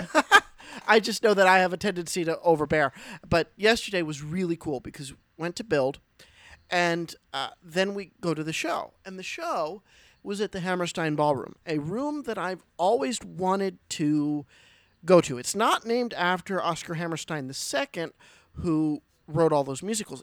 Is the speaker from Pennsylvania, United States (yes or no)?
yes; Pennsylvania, United States; I'm from Pennsylvania